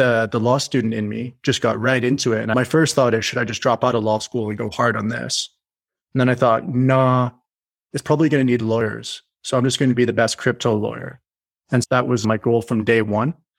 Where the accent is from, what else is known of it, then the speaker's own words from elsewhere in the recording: Canada; I'm Canadian.